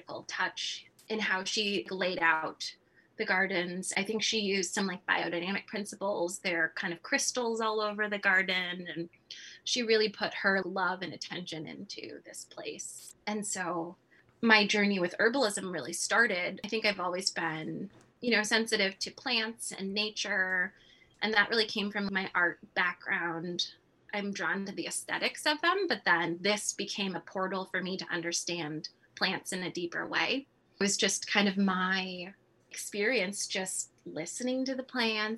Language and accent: English; California, United States; moved away as an adult; now in Midwest, United States; Growing up in California, I've never experienced winters like this